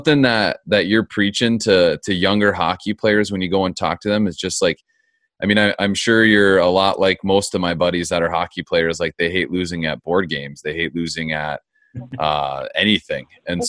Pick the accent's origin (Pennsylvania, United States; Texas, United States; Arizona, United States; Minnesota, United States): Arizona, United States; I grew up in Arizona too